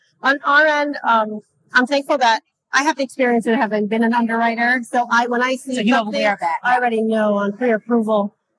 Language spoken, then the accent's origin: English; New York City, New York, United States; I am originally from Queens